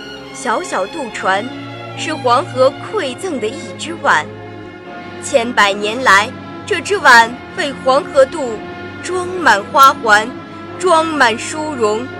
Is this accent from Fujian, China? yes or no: no; Renqiu, Hebei, China; 我是来自河北省任丘市的一名高中生，